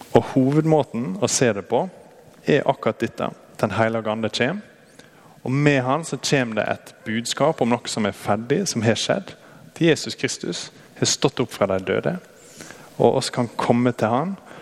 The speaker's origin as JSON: {"language": "Norwegian", "town": "Brattvåg", "region": "Møre og Romsdal", "country": "Norway", "moved": "yes", "said": "Jeg er fra Brattvågen. Der er det enda mer eh, værhardt egentlig enn her."}